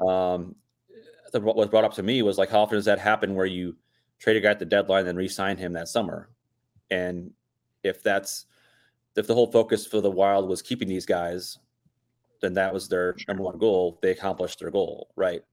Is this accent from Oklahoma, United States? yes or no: no; Michigan, United States; also born or lived in Tampa; now in Minnesota, United States; We grew up up in Michigan